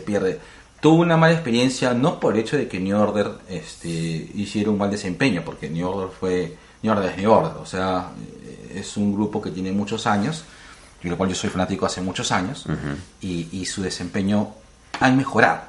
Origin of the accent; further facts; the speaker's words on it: Lima, Peru; somos limeños y pasamos la gran, un gran tiempo en, Lima